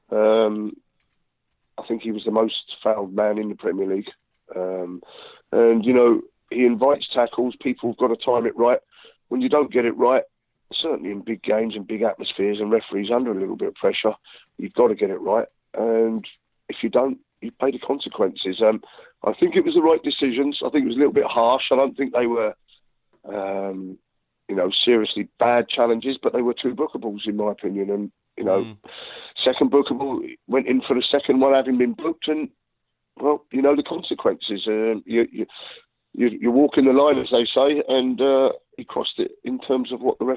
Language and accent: English; England, United Kingdom; I'm an Englishman as well